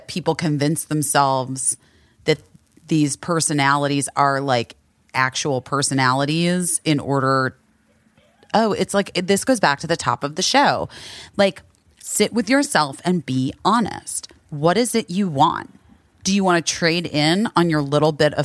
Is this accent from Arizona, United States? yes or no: yes; Arizona, United States; I am from Arizona.